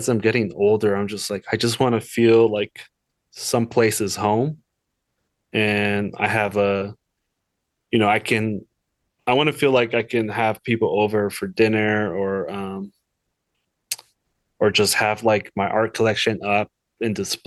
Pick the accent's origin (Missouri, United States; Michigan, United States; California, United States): California, United States; Los Angeles; moved away as an adult; also born or lived in Kansas City; I'm originally from Los Angeles, so I'm a California boy my whole life. You know, LA's big. It's changed so much since growing up there